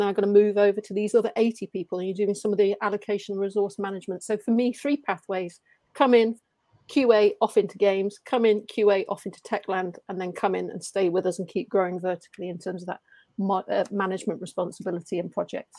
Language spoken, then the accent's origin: English; Brazil; first language Portuguese; English is a second language; moved away as an adult; now in England; So when I say native, yes, I am from Brazil. I speak Portuguese, Brazilian, but I've been over in England for 8 years.